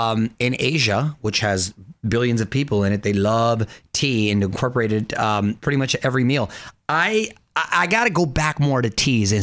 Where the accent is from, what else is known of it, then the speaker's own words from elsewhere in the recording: Chula Vista, California, United States; Growing up in Chula Vista